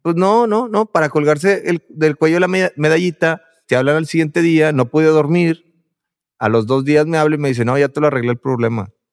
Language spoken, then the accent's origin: Spanish; Monterrey, Nuevo León, Mexico; nosotros como somos de Monterrey y, tenemos una cultura del macho mexicano